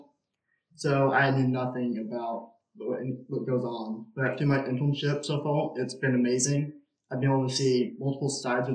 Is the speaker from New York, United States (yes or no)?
no; Carlinville, Illinois, United States; I'm from in-town in Collinville